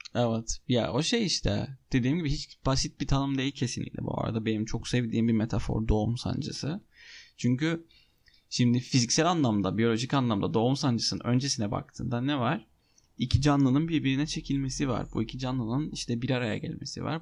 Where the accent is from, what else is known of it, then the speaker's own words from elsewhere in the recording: Cyprus; Ben Kıbrıs'ta büyüdüm